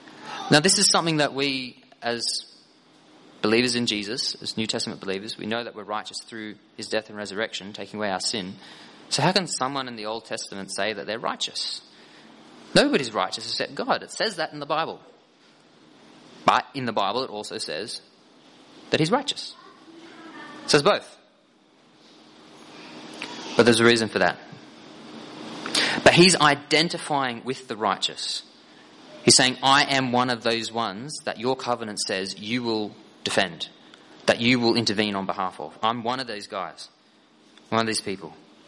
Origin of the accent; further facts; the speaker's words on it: Victoria, Australia; I identify as Aboriginal Torres Strait Islander. I identify as Aussie. I identify as a Gippslander or Tigers supporter.